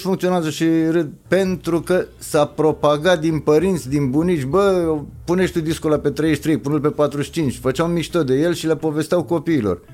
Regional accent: Gorj, Romania; moved away; also born or lived in Petroșani; în Gorj, de unde sunt eu

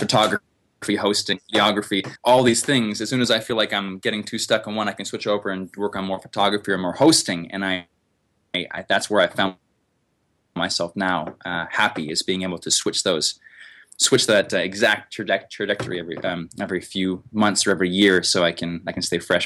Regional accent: Canada; I'm from Canada. And here we have lots of forest

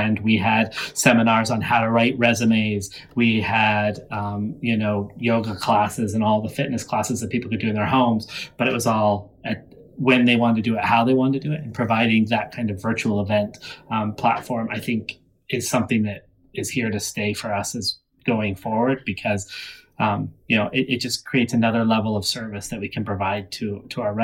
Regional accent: United States; I'm an American

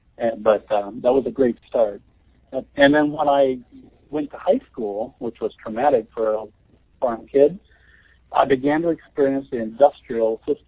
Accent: Nebraska, United States; I'm from Nebraska. I grew up on a farm

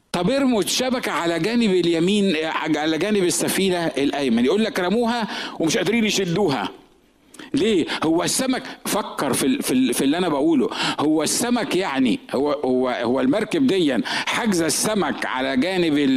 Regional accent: Egypt; moved away as an adult; now in San Diego, United States; احنا الاثنين مصريين

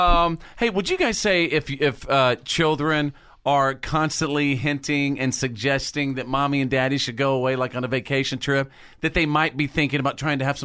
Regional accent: North Texas, United States; born or raised there

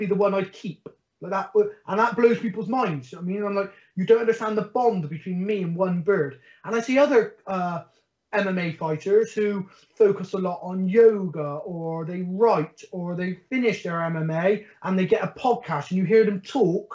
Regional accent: Bristol, South West England, United Kingdom; I'm council estate from Stockwood, born and bred, never had anything

